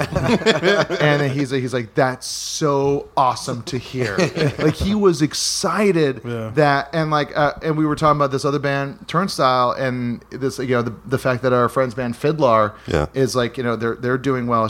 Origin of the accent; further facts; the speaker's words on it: Hawaii, United States; a buddy of mine, Dustin, that I grew up with in Hawaii